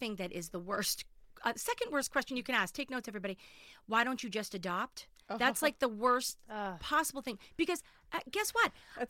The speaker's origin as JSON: {"language": "English", "town": "Winchester", "country": "United States", "tie": "born or raised there", "also_born_or_lived": "Manhattan", "said": "I live in Winchester. I grew up in Winchester. I did move to Manhattan for 10 years, so people don't think I didn't leave."}